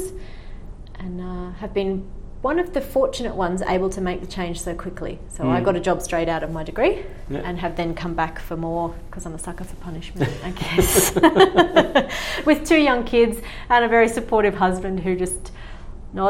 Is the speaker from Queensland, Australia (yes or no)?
yes; Far North Queensland, Australia; moved away; I grew up in Far North Queensland